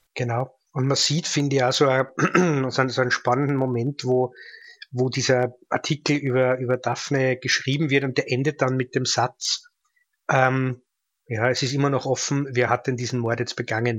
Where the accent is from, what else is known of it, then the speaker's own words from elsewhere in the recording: Austria; ich als Österreicher